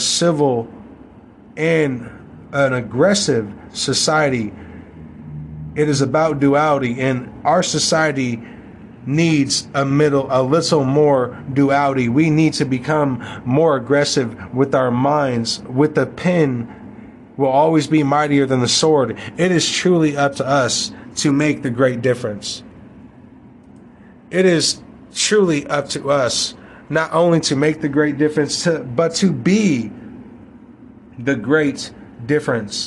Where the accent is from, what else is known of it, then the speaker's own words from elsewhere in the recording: United States; We, as the American people